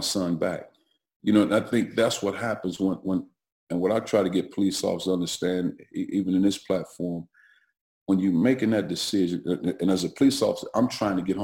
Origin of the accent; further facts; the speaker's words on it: East St. Louis, Illinois, United States; I grew up in East St. Louis at the time, which is 100% minority black community